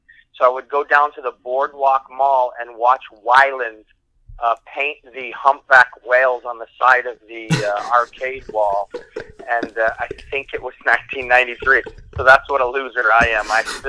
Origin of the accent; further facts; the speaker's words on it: Syracuse, New York, United States; also born or lived in Italy; I was born in Italy, and I moved here. My first grade in the United States was the fourth grade. And I remember in fourth grade, I was looking, we were having a Halloween parade, and I grew up, in those years, it was Syracuse, New York